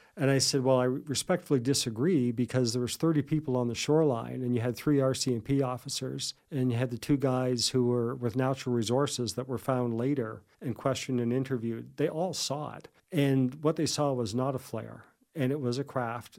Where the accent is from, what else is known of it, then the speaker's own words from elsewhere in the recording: Digby, Nova Scotia, Canada; now in Yarmouth, Canada; I grew up in Digby